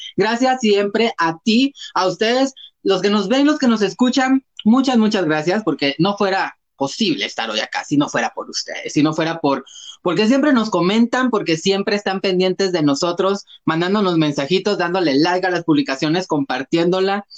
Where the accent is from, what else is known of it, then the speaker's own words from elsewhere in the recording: Guatemala; como ciudadanos guatemaltecos y guatemaltecas y guatemalteques